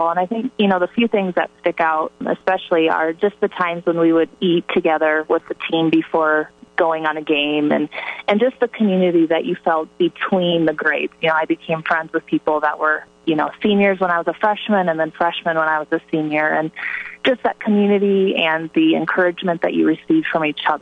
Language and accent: English; Hartley, Iowa, United States; born or raised there